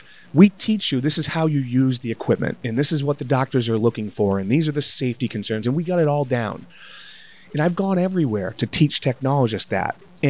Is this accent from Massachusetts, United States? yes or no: yes; North Attleboro, Massachusetts, United States; North Attleboro, Massachusetts, right down the street from Foxborough.